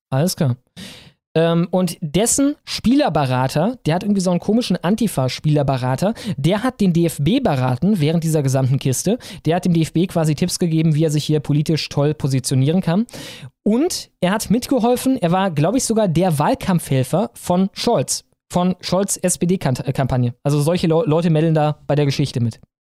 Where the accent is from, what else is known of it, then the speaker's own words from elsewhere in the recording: Krefeld and Cologne, North Rhine-Westphalia, Germany; Ich bin aufgewachsen in Krefeld und Köln